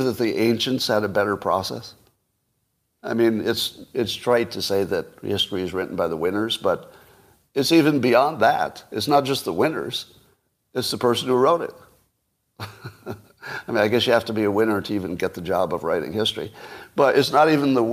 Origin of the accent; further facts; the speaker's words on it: United States; I'm an American